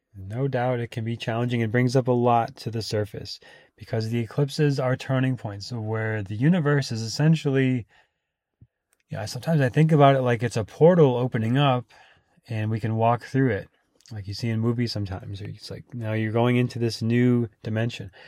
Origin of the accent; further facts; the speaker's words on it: Minnesota, United States; moved away as an adult; also born or lived in Austin, Texas; now in California, United States; growing up in Minnesota